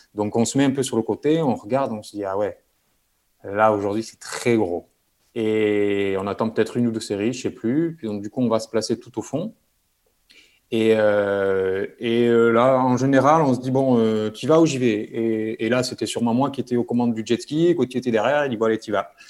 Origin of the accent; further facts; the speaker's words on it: Bayonne, Nouvelle-Aquitaine, France; moved away as an adult; also born or lived in Toulouse; grandi près de la mer, donc au Pays Basque, à je pense 5 minutes de la plage.